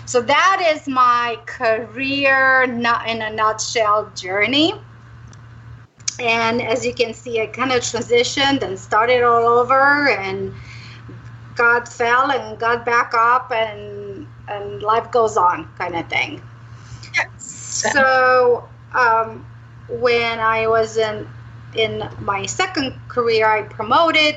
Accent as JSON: {"language": "English", "country": "Romania", "moved": "yes", "lives_now": "Arizona, United States", "said": "I'm originally from Romania"}